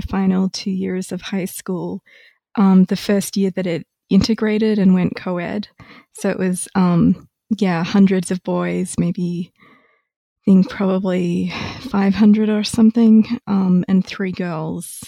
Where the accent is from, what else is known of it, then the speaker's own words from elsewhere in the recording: Australia; moved away as an adult; also born or lived in Melbourne / Cambridge, Massachusetts; now in Ithaca, United States; I am originally Australian